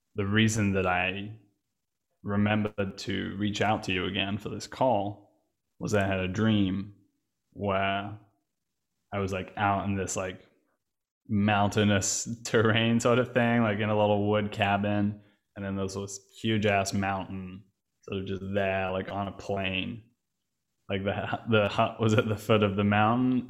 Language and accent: English; England, United Kingdom; now in Berlin, Germany; I'm English. British, also